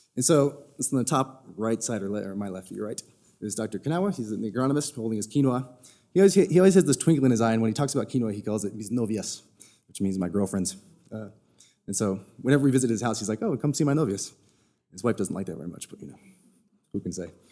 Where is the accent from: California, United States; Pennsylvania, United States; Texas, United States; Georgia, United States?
Texas, United States; moved away; I'm also originally from Texas.